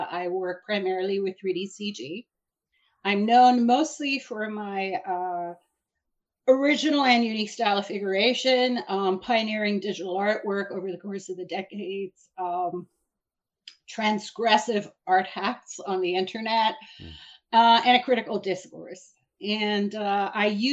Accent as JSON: {"language": "English", "country": "Iran", "moved": "yes", "lives_now": "New York City, United States", "said": "I'm originally from Iran. I'm an immigrant and a political refugee, and I came to New York"}